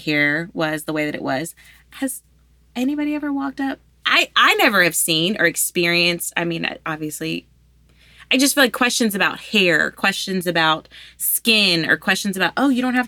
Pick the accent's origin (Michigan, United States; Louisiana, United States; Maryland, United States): Louisiana, United States; I'm from Louisiana. I'm from here.